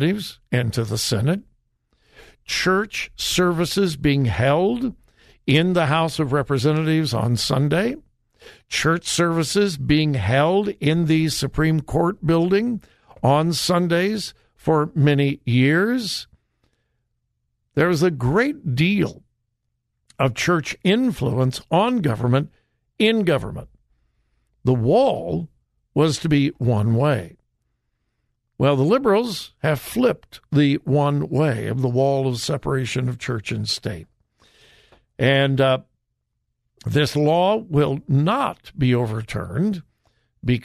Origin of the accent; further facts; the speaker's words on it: Westerville, Ohio, United States; my hometown of Westerville